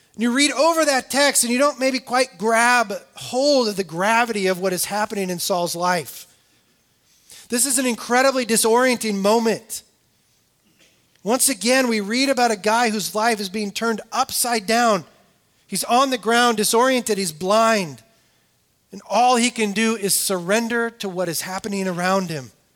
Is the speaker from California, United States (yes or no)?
yes; California, United States; I grew up in California